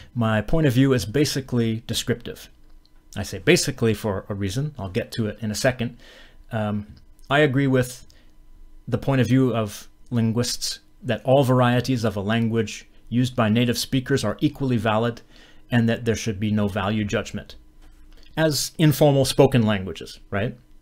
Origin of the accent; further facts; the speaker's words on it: Western Canada, Canada; where I'm from, I'm from Western Canada